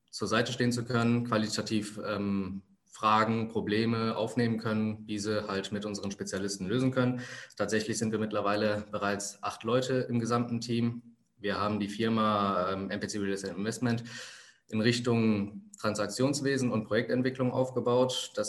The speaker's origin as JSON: {"language": "German", "country": "Germany", "tie": "born there", "said": "Wo komme ich her? Ich bin hier in Deutschland geboren. Meine Eltern sind vor 35 Jahren äh, aus Sri Lanka hier hingekommen."}